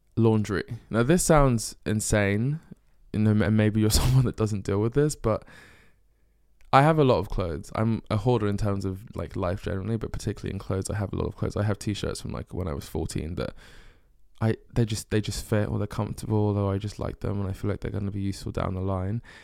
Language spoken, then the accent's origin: English; Essex, East of England, United Kingdom; moved away as an adult; also born or lived in North London / Bristol; now in London, United Kingdom; we moved to Essex when I was, um, I think like four or five years old. And then grew up in Essex, went to a school in Essex.